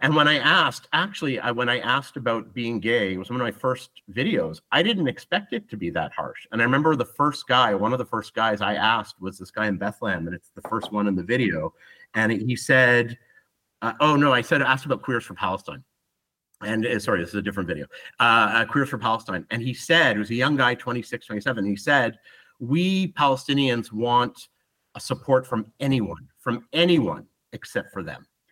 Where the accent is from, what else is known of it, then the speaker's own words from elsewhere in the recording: Ottawa, Ontario, Canada; moved away as an adult; also born or lived in Israel; now in Tel Aviv, Israel; I'm Canadian. I'm Jewish. Um, never really believed in much to do with Judaism. I'm an atheist, but involved a little bit in the Jewish community in in Ottawa.